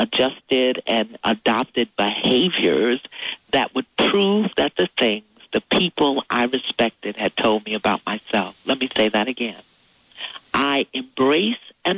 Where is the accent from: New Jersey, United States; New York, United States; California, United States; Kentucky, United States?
New York, United States; New York City; as an African-American in the 50s growing up in New York City